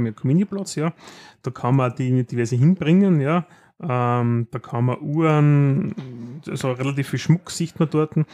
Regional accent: Austria; bei uns in Österreich

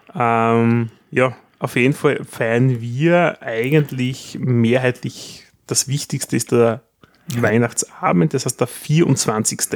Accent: Austria; wir in Österreich

